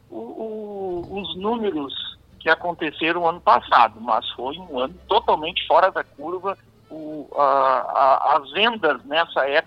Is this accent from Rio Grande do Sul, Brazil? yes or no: yes; Caçapava do Sul, Rio Grande do Sul, Brazil; de Caçapavo do Sul, eu sou de Caçapavo